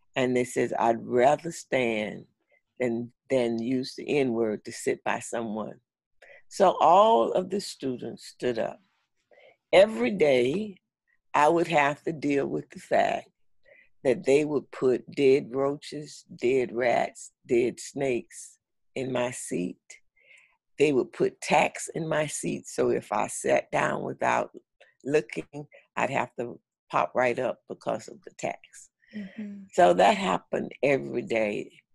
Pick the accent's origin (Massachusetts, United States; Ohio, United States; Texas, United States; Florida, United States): Florida, United States; St. Augustine; now in Orlando, United States; I grew up in St. Augustine, Florida, and I now live in Orlando, Florida